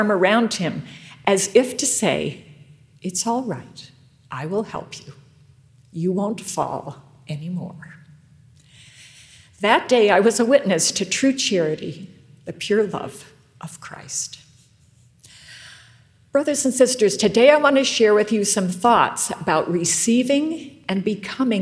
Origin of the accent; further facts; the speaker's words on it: rural Western New York, United States; moved away; I grew up in rural New York, Western New York